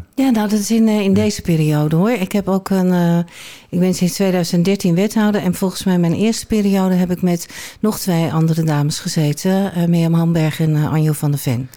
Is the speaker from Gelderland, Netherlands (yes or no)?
no; Rotterdam, South Holland, Netherlands; moved away as an adult; now in Alkmaar, Netherlands; Ik ben nou, geboren en getogen in Rotterdam. Afkomst verlogen je niet, dus dat dat hoor je 9 van de 10 keer nog wel